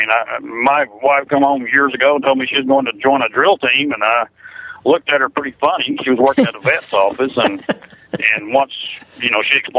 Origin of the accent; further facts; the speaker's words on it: Alabama, United States; now in Texas, United States; I was born in Alabama